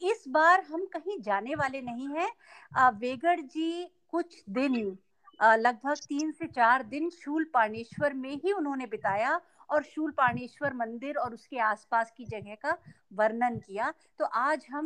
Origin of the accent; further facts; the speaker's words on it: Jabalpur, Madhya Pradesh, India; मेरे पिता गुजरात के एक गाँव से आकर मध्य प्रदेश के जबलपुर में बस गए मेरा जन्म जबलपुर में हुआ बचपन में गुजरात आना जाना चलता रहा